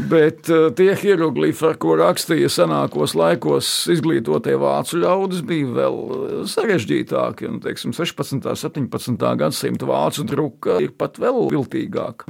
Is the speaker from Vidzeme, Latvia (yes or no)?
yes; Sigulda, Vidzeme, Latvia; es piedzimu Siguldā